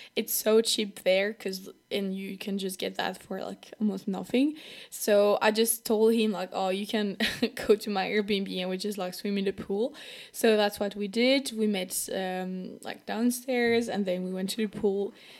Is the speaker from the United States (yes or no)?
no; France; accent: French; English is a second language; If I have a French accent, that's totally normal because I'm from France